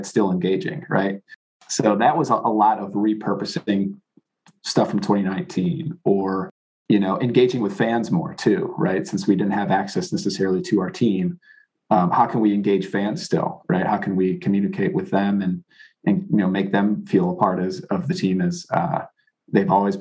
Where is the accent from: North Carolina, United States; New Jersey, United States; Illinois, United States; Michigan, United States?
Illinois, United States; Chicago; moved away; I grew up in the Chicago area